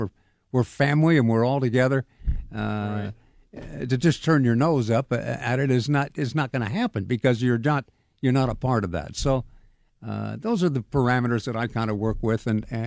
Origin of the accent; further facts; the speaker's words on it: Sacramento, California, United States; moved away as an adult; now in Pittsburgh, United States; I grew up in Sacramento